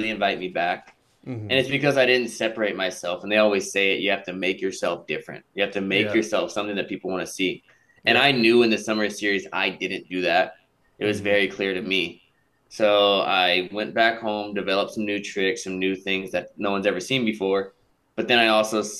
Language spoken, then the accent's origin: English; Babson Park, Florida, United States; I grew up in Polk County, 863 area code